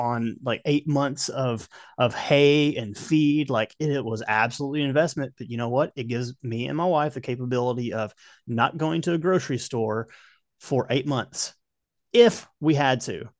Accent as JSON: {"language": "English", "region": "Kentucky", "country": "United States", "tie": "born or raised there", "moved": "yes", "lives_now": "Tennessee, United States", "said": "Growing up in Kentucky"}